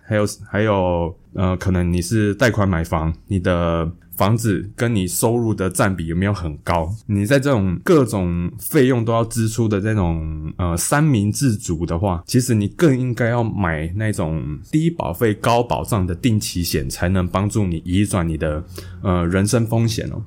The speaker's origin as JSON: {"language": "Chinese", "region": "Hualien County", "country": "Taiwan", "tie": "born or raised there", "said": "那我们的老家在花莲啊"}